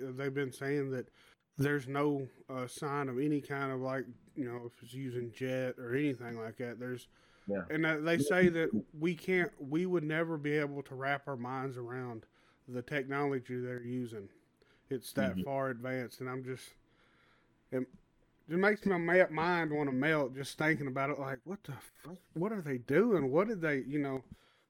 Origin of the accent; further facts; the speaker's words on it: Southern United States, United States; you know, I'm from the South, and you know a lot of Southern people, we like to swim in lakes and rivers.